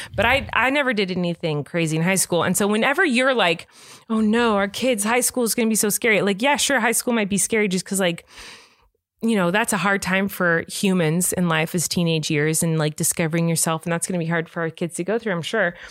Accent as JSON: {"language": "English", "region": "California", "country": "United States", "tie": "born or raised there", "said": "I grew up in California."}